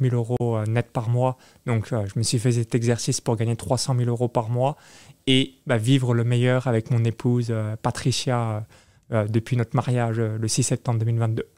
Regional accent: near Chalon-sur-Saône, Bourgogne-Franche-Comté, France; moved away as an adult; now in Tallinn, Estonia; j'ai grandi de 0 à 19 ans dans une ferme agricole à 20 km de Chalon-sur-Saône

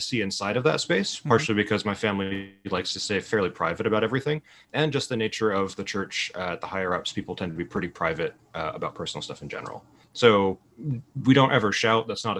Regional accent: Provo, Utah, United States; I grew up in Provo, Utah

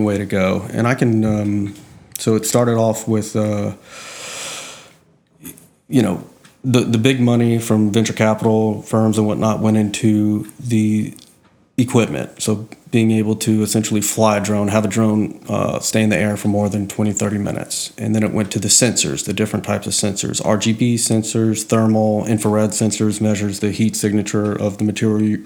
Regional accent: Slidell, Louisiana, United States; I grew up in Slidell

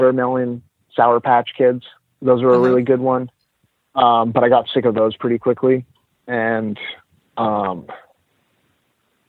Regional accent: New England, United States; I'm from New England

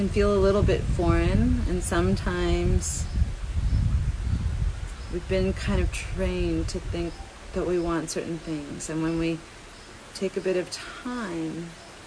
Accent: Vancouver, British Columbia, Canada; growing up in Vancouver

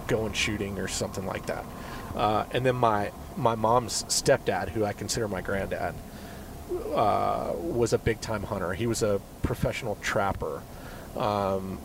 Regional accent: Charleston, South Carolina, United States; Charleston, South Carolina. East Coast, man. The Holy City, as they call it

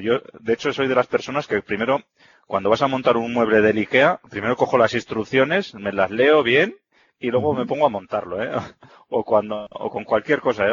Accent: Vitoria-Gasteiz, Basque Country, Spain; yo ya sabes que soy de Vitoria

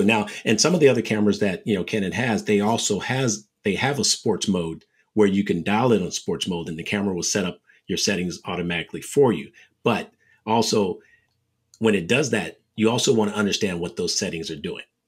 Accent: San Francisco Bay Area, California, United States; one of the top junior bowlers growing up in the Bay Area

